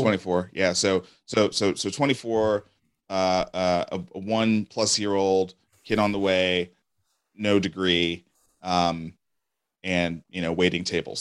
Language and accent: English; New York City, New York, United States; moved away as an adult; now in Nashville, United States; I grew up in Brooklyn, New York